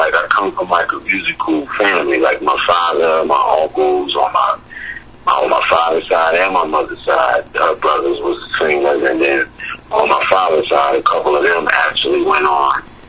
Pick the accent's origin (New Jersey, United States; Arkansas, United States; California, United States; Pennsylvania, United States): New Jersey, United States; Trenton; I'm calling from my hometown right now, Trenton, New Jersey.